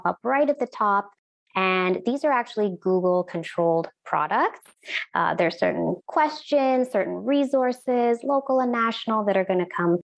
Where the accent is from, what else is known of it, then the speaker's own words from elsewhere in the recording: Edmonton, Alberta, Canada; also born or lived in India; I was actually born in India, and my parents and I moved to Edmonton here in Alberta when I was 5 years old, and I grew up in Edmonton